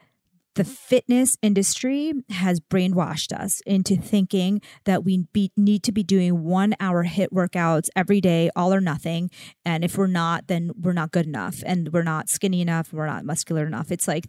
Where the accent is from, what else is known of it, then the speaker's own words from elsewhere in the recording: India; I'm Indian.